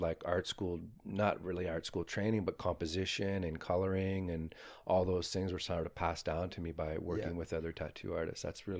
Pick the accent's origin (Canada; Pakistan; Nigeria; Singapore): Canada; Windsor, Ontario; born there; Well, I was born in Windsor, Ontario. My reserve of Chippewa the Thames is about 2 hours from Windsor.